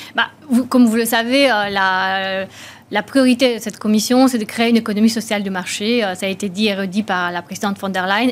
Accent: Romania; moved away; je suis née en Roumanie, donc j'ai connu le, communisme

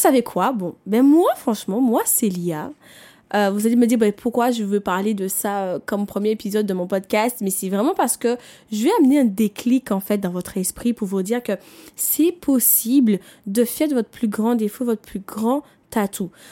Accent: Martinique; je viens des Antilles, je viens de la Martinique

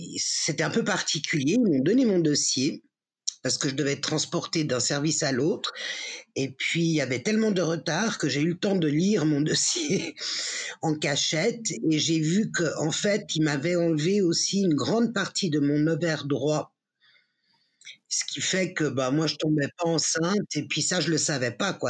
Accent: Geneva, Switzerland; Je suis née à Genève de parents espagnols

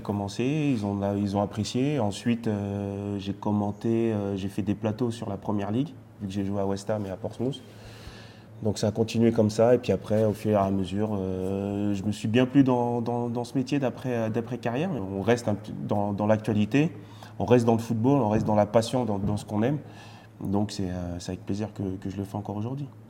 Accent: France; also born or lived in Martinique; j'ai grandi en France, mais je suis parti trois ans en Martinique

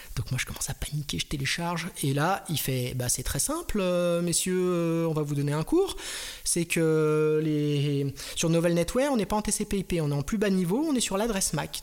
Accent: Strasbourg, Grand Est, France; je viens de Strasbourg

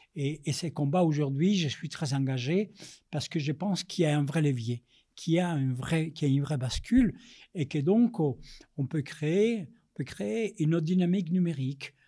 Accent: Colombia; French is a second language; moved away as an adult; now in Paris, France; Je suis né en Amérique latine, je suis né en Colombie, je suis arrivé en France, j'avais vingt ans, réfugié politique

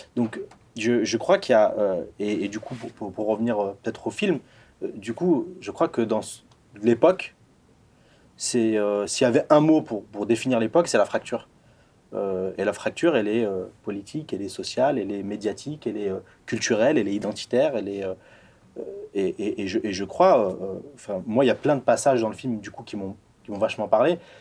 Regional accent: Échirolles, Auvergne-Rhône-Alpes, France; je suis issu de, de, la banlieue sud de Grenoble. J'habitais, enfin j'ai grandi à Échirol

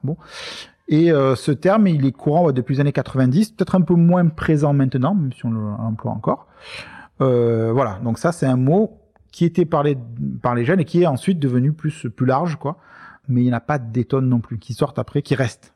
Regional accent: Marseille, Provence-Alpes-Côte d'Azur, France; on est Marseillais

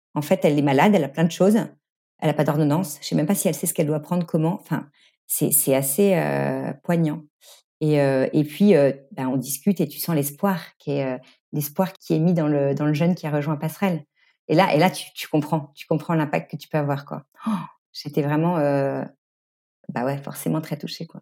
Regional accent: Normandy, France; moved away as an adult; also born or lived in Nantes / Paris / Singapore; je suis Normande d'origine

